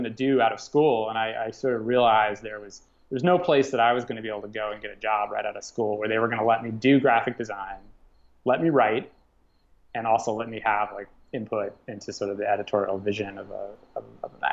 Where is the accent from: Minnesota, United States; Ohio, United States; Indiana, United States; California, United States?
Indiana, United States; Southern; we grew up together in Southern Indiana